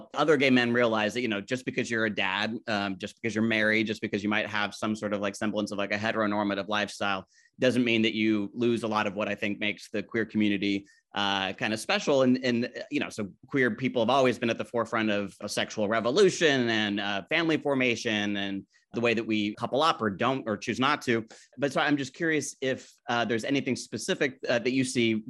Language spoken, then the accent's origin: English; Utah, United States; I grew up in Utah